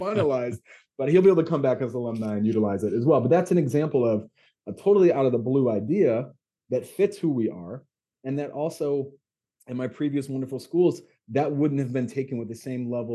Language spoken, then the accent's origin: English; United States; moved away as an adult; also born or lived in Beijing, China; school in Beijing as an American during COVID